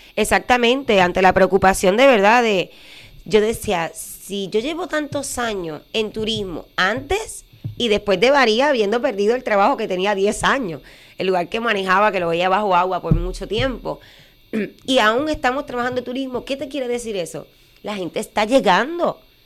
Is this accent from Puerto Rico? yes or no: yes; Utuado, Puerto Rico; mi pueblo